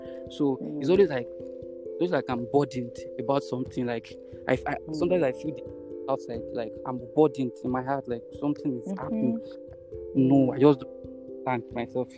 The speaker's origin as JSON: {"language": "English", "country": "Nigeria", "said": "I'm from Nigeria"}